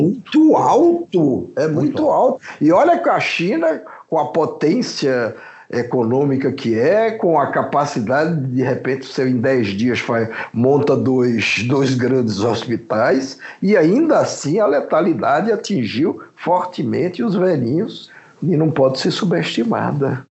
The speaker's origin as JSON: {"language": "Portuguese", "country": "Brazil", "said": "somos brasileiros"}